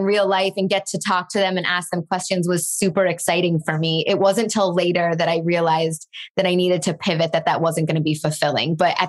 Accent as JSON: {"language": "English", "town": "Chicago", "region": "Illinois", "country": "United States", "tie": "born or raised there", "moved": "yes", "lives_now": "Los Angeles, United States", "said": "I grew up in Chicago."}